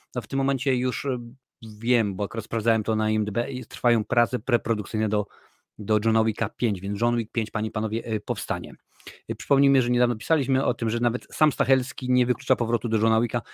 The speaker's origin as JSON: {"language": "Polish", "region": "Lesser Poland", "country": "Poland", "said": "ja jestem akurat z, z Małopolski, więc mówi się na polu"}